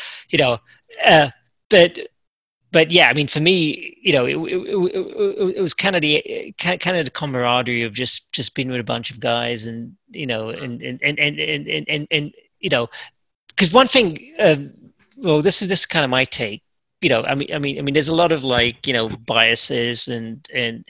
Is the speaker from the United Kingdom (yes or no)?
yes; England, United Kingdom; I grew up in England